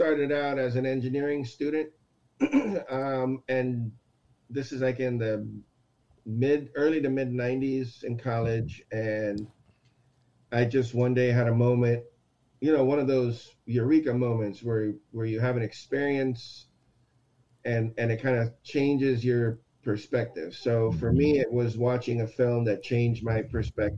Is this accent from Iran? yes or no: no; Aruba; moved away as an adult; also born or lived in Texas; now in United States; I'm born in Texas, raised in Aruba.